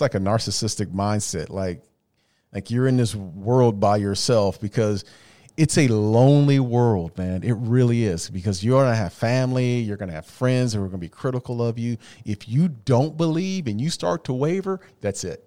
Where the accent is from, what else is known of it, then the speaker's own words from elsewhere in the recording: Phoenix, Arizona, United States; I'm from the Valley